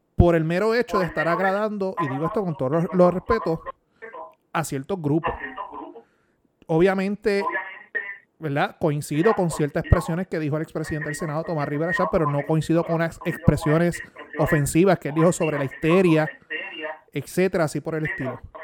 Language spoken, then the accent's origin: Spanish; Puerto Rico; mi deber como buen puertorriqueño